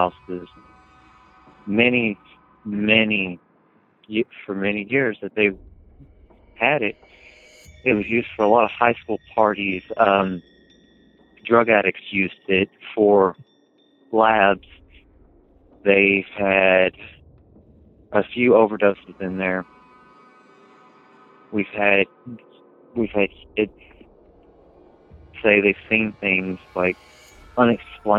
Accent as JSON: {"language": "English", "area": "Tahlequah", "region": "Oklahoma", "country": "United States", "tie": "born or raised there", "said": "I was born here in Tallahassee, Oklahoma"}